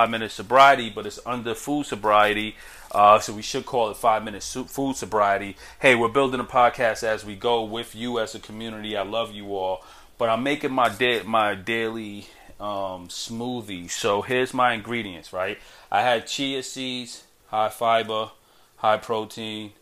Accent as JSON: {"language": "English", "town": "New York City", "region": "New York", "country": "United States", "tie": "born or raised there", "said": "I'm a kid from Brooklyn"}